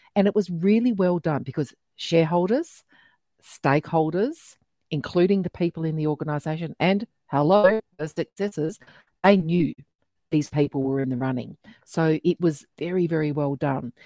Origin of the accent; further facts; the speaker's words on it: Australia; accent: really Australian; my really Australian accent